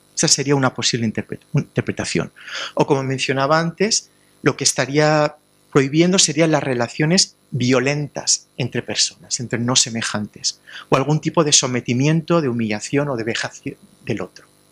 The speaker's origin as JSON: {"language": "Spanish", "town": "Alicante", "region": "Valencian Community", "country": "Spain", "said": "en Alicante, de donde vengo yo"}